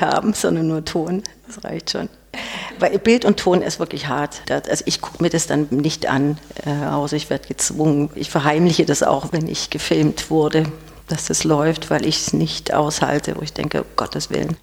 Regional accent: Ulm, Baden-Württemberg, Germany; accent: leicht süddeutsch; now in Stuttgart, Germany; Ich bin in Ulm geboren, aber nicht dauerhaft aufgewachsen, aber doch ein Großteil

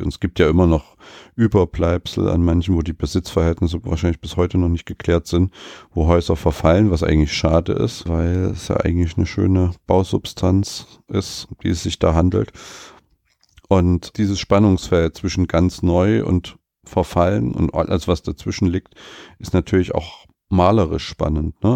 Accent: Leipzig, Saxony, Germany; ich bin ja gebürtiger Leipziger

